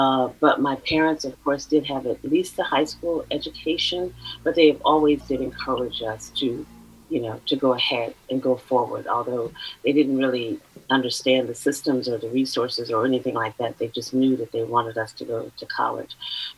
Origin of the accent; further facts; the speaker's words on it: Oakland, California, United States; So yes, I'm a native Californian. I was born and raised in Oakland, East Oakland, Deep East, as is now, I understand, called. And I'm a proud graduate of Castlemont High School.